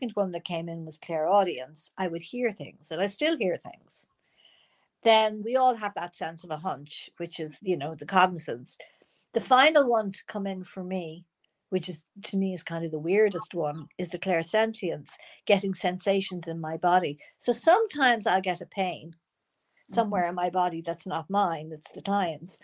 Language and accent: English; Ireland; moved away as an adult; also born or lived in United States; I'm not living in the part of Ireland I knew before I came back from America. And I was 30 years in America.